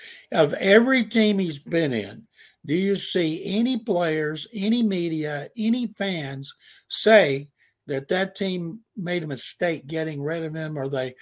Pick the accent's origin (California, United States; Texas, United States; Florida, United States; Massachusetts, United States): Texas, United States; Houston; I'm from Houston.